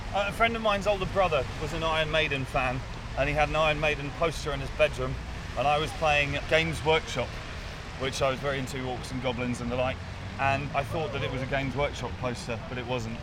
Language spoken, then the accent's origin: English; Winchester, South East England, United Kingdom; I was raised just outside Winchester